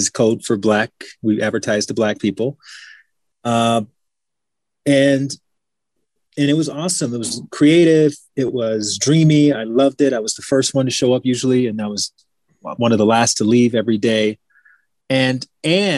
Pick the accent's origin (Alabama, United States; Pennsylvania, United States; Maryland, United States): Alabama, United States; moved away as an adult; also born or lived in Washington, D.C. / Chicago; I'm from Alabama. I grew up in Alabama.